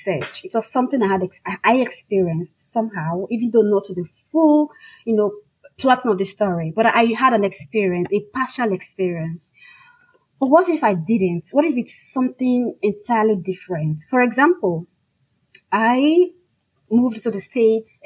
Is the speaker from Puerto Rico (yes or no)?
no; Nigeria; first language Igbo; English is a second language; I am African. I'm Nigerian, I'm a full-fledged Igbo woman